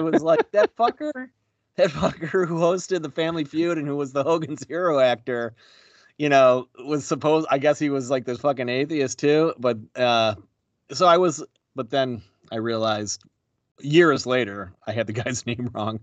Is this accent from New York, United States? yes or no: yes; Buffalo, New York, United States; you and I grew up in Buffalo